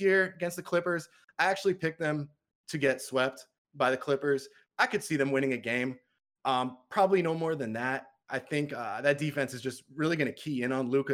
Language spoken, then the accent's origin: English; Massachusetts, United States; I'm from Massachusetts